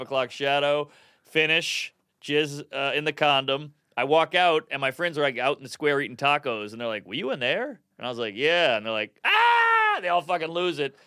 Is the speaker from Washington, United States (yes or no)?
no; New Orleans, Louisiana, United States; now in New York, United States; I grew up in New Orleans